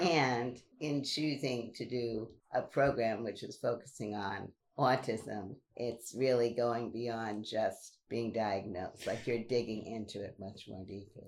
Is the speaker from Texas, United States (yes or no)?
no; New York City, New York, United States; growing up in Brooklyn